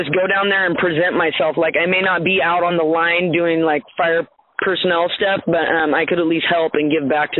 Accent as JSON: {"language": "English", "area": "San Lorenzo Valley", "region": "California", "country": "United States", "tie": "born or raised there", "said": "I was raised in the San Lorenzo Valley, and my hometowns are on fire right now"}